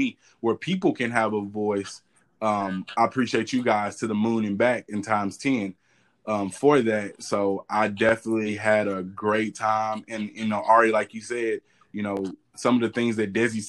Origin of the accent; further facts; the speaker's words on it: Texas, United States; I'm from Texas.